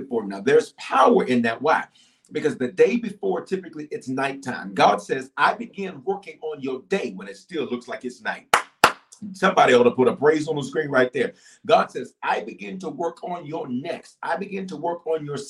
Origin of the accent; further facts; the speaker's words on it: Memphis, Tennessee, United States; also born or lived in Denver, Colorado; I was born in Denver, raised in Memphis, reared in Memphis.